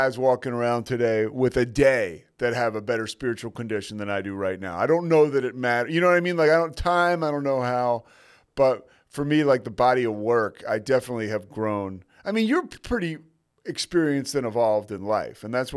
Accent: Philadelphia, Pennsylvania, United States; I'm from Philly

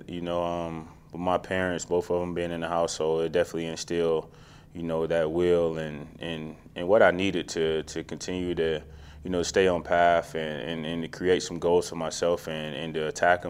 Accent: Macon, Georgia, United States; Yeah, hometown. Small town. You know, I mean, all of my family's still there. Grew up there.

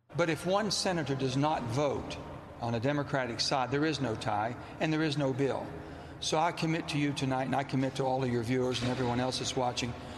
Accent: West Virginia, United States; It's not how I was raised in West Virginia

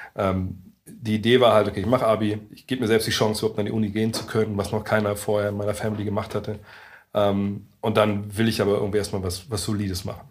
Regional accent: Lower Saxony, Germany; moved away as an adult; also born or lived in Frankfurt; als Niedersachse

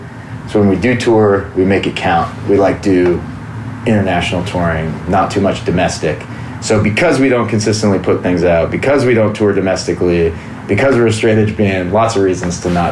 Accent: Pacific Northwest, United States; I'm from the West Coast, Pacific Northwest, so we're kind of like remote, kind of stuck up there.

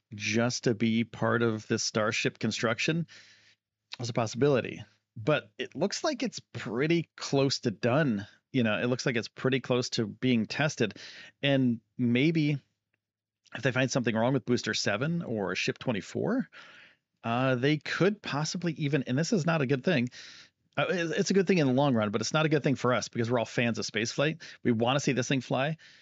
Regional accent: Northeast, United States; I'm from the Northeast

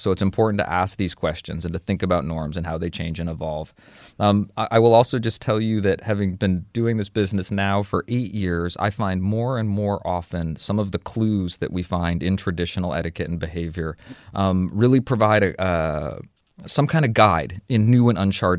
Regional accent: United Kingdom; I'm British, so the whole tipping thing is different here anyway

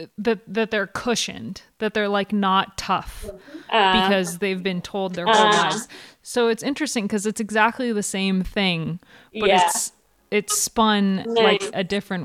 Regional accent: United States; I can identify growing up in the US.

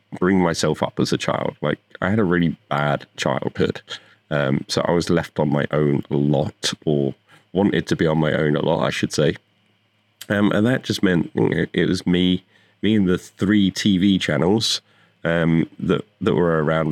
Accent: United Kingdom; moved away as an adult; now in Las Vegas, United States; I'm from the UK, I grew up there. I've lived there for most of my life

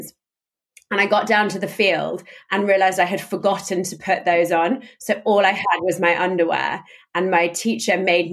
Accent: London, United Kingdom; I'm from London. I grew up in London.

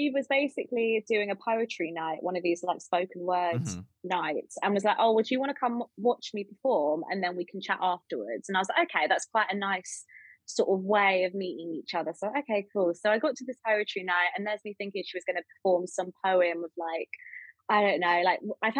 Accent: England, United Kingdom; I'm from the South.

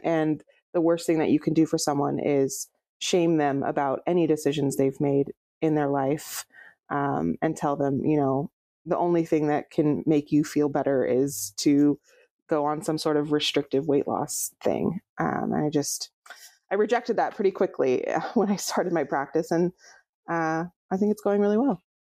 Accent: Fresno, California, United States; moved away as an adult; now in Portland, United States; I grew up in near Fresno

